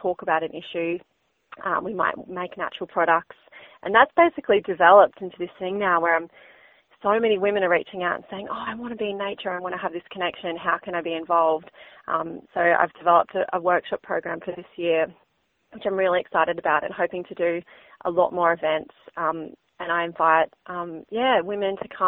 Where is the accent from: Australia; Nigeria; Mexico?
Australia; Northern Rivers, New South Wales; also born or lived in Queensland; I grew up in the Northern Rivers, this beautiful place that we call home